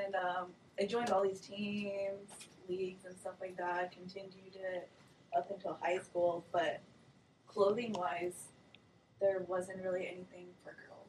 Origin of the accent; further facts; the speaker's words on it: Mesquite, Nevada, United States; now in Las Vegas, United States; Yeah, I was born in Vegas. Basically, grew up here. Raised in a town called Mesquite. Yeah, small town, small vibes.